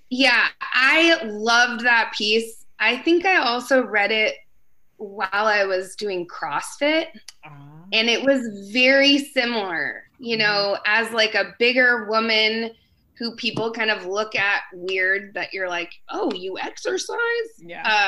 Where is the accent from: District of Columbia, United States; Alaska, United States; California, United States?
Alaska, United States; I grew up in Alaska